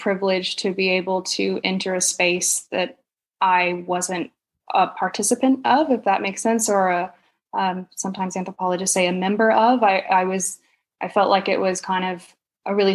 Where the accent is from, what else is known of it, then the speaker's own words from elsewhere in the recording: Huntsville, Alabama, United States; moved away; also born or lived in Montreal / Australia / sub-Saharan Africa; I grew up in North Alabama in a city called Huntsville.